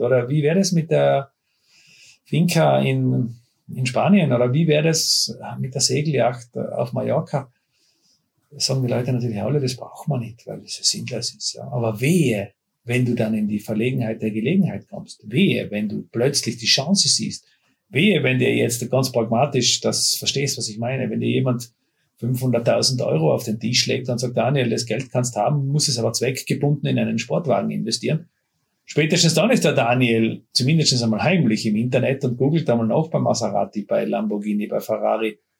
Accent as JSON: {"language": "German", "country": "Austria", "said": "bei uns in Österreich"}